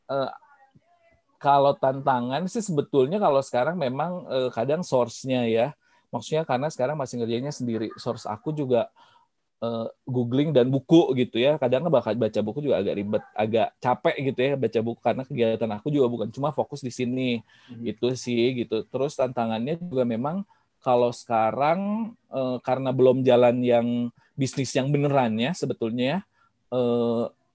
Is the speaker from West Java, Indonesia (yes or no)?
yes; Bandung, West Java, Indonesia; saya sebetulnya orang Bandung